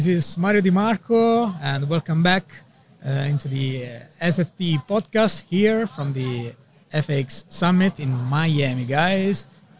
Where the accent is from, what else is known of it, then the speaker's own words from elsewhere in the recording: Switzerland; we come from Switzerland